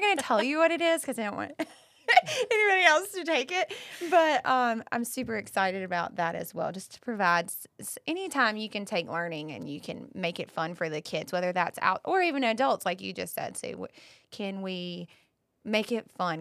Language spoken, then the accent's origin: English; Bath, North Carolina, United States; I grew up in Bath